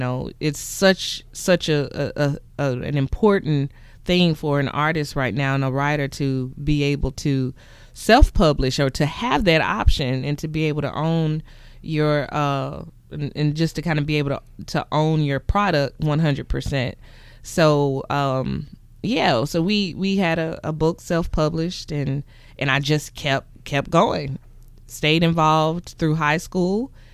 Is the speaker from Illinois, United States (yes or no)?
no; McComb, Mississippi, United States; I'm from Macomb, Mississippi, and I wrote my first play at the age of six.